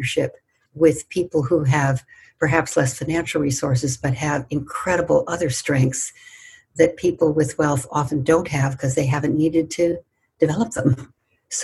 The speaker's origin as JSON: {"language": "English", "country": "United States", "said": "I was white and from the United States"}